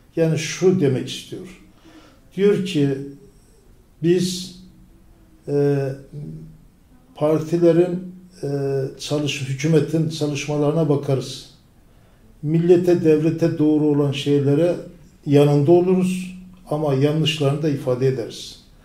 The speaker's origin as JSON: {"language": "Turkish", "town": "Tortum", "region": "Erzurum", "country": "Turkey", "tie": "born or raised there", "moved": "as an adult", "lives_now": "İzmir, Turkey", "said": "bin dokuz yüz elli sekiz, e, Erzurum doğumluyum. Erzurum"}